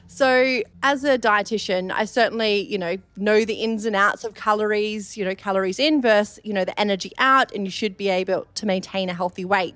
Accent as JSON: {"language": "English", "country": "Australia", "accent": "Australian", "moved": "as an adult", "lives_now": "London, United Kingdom", "said": "I moved over from Australia, you may have picked up my Australian accent"}